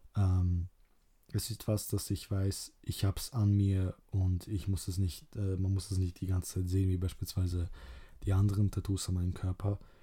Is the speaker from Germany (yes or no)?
no; Kruševac, Rasina District, Serbia; moved away; ich komme, ursprünglich aus Ser Serbien ähm, und aus 1371. Da wurde die Stadt gebaut, also ich komme äh, aus Kruschewac, heißt die Stadt